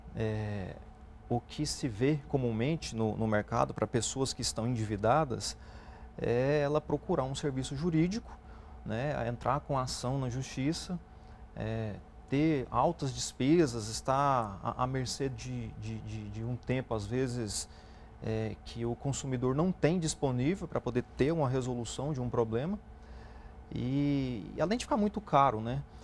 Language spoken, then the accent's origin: Portuguese; Brazil; Nós, como é, brasileiros, a gente acredita muito no país